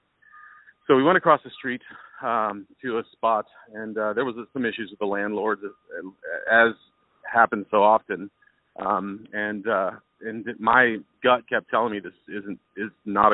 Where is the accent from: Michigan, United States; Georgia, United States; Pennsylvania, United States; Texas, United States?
Texas, United States; moved away; I'm from Texas